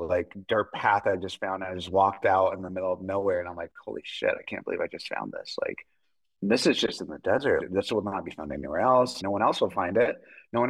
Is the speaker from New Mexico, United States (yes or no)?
yes; New Mexico, United States; I am from New Mexico